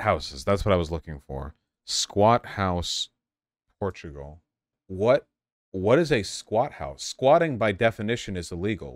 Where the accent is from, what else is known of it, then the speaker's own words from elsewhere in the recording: Los Angeles, California, United States; I grew up in Los Angeles.